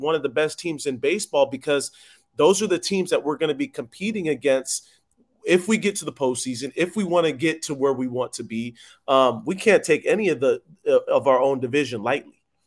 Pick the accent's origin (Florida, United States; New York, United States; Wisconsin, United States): Florida, United States; Tampa; I'm from Tampa